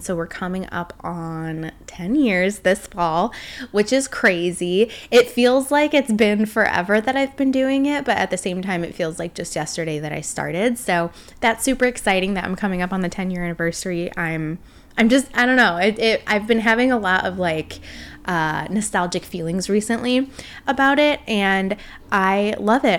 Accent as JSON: {"language": "English", "area": "suburb of Chicago", "region": "Illinois", "country": "United States", "tie": "born or raised there", "moved": "as an adult", "lives_now": "Northwest Indiana, United States", "said": "we both grew up in a suburb, like, twenty minutes outside of the city of Chicago"}